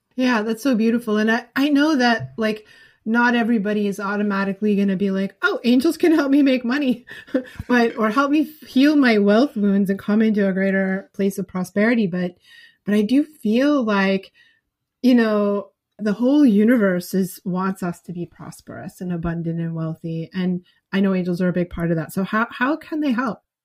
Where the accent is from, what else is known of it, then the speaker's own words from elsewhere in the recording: New England, United States; I'm from New England